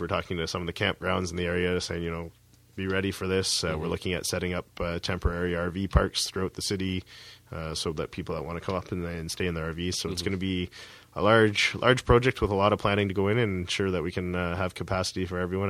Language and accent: English; near Toronto, Ontario, Canada; moved away; I grew up near Toronto as well